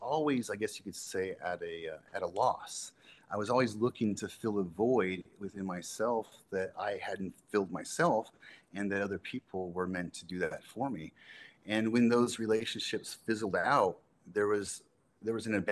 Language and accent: English; Southern California, United States; I grew up in Southern California